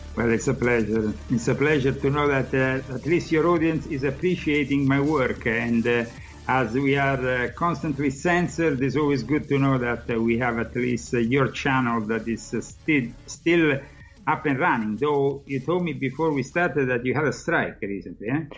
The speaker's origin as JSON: {"language": "English", "country": "Italy", "moved": "as an adult", "lives_now": "United States", "said": "I'm no longer living there and uh, I'm no longer Italian because I am becoming American"}